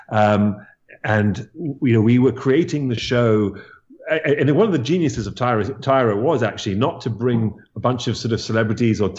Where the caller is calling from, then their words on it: New York, United States; I am uh, at my home upstate New York.